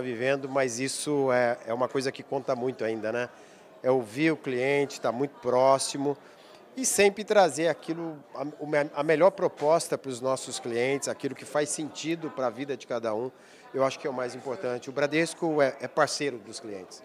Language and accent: Portuguese; São João da Boa Vista, São Paulo, Brazil; eu sou de São João da Boa Vista, quase próximo.